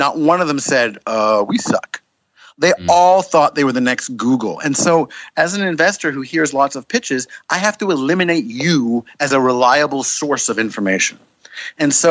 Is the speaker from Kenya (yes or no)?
no; Canada; I'm a Canadian